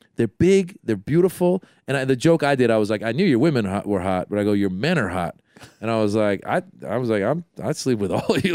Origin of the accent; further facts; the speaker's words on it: San Francisco Bay Area, California, United States; I'm from the Bay Area